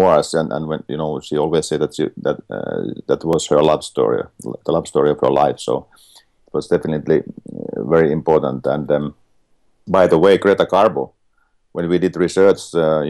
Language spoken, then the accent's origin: English; Finland; I'm from Finland